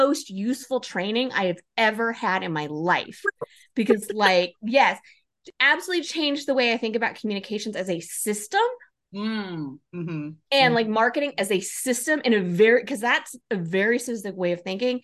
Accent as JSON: {"language": "English", "region": "Oregon", "country": "United States", "tie": "born or raised there", "also_born_or_lived": "New Mexico", "said": "moving back to my home state, Oregon, and did similar work here in the public sector"}